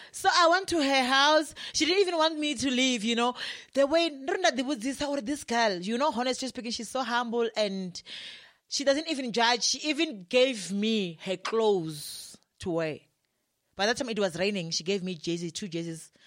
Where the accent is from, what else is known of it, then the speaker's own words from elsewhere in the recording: Limpopo, South Africa; moved away; also born or lived in Johannesburg; we are both from Limpopo